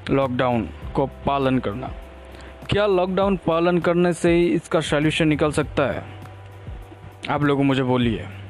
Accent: India; India से belong करता हूँ

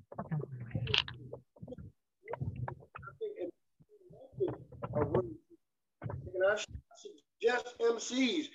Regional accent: Trenton, New Jersey, United States; also born or lived in North Carolina; now in Las Vegas, United States; I'm from Trenton, New Jersey

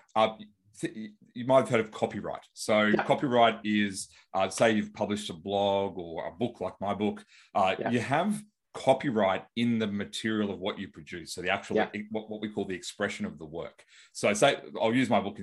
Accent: Australia; I'm from Australia

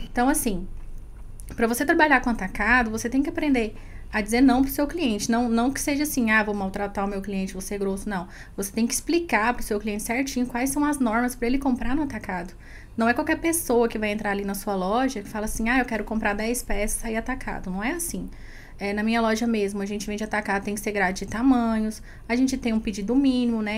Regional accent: Goiás, Brazil; Sou goiana.

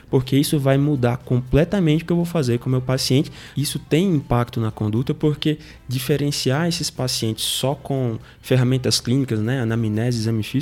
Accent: Natal, Rio Grande do Norte, Brazil; eu sou de Natal, sou formado na Universidade Federal do Rio Grande do Norte, saudosa UFRN.

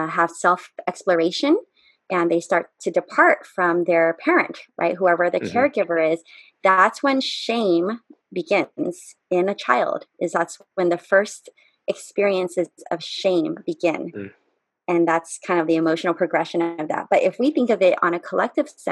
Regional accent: United States; I'm an American

